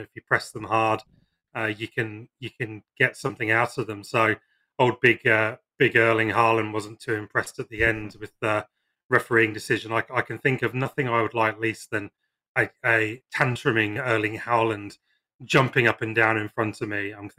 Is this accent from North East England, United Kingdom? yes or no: no; Scotland, United Kingdom; As a Scot, I love the look of the Scottish group.